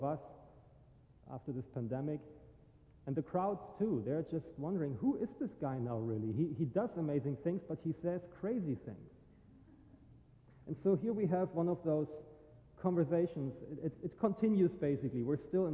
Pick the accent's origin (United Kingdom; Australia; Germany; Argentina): Germany; now in St. Augustine, United States; I am originally from Germany